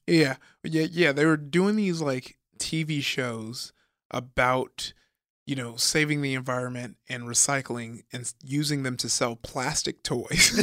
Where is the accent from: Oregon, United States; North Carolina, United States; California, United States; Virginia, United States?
California, United States; Compton; I grew up in, uh, Compton